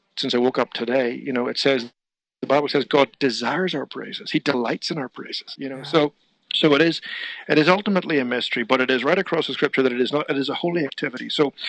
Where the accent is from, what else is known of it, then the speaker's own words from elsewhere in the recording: Ireland; Well, I grew up in Ireland. I grew up in a Christian home, musical parents as well.